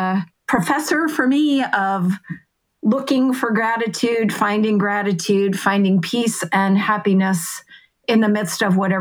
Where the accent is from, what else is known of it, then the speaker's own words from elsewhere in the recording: Massachusetts, United States; I grew up in Massachusetts